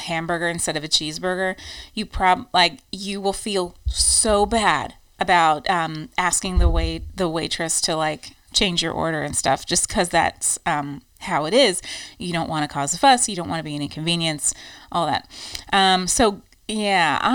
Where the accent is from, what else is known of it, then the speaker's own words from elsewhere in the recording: United States; moved away as an adult; now in Ireland; American quirks after living here, like our giant trucks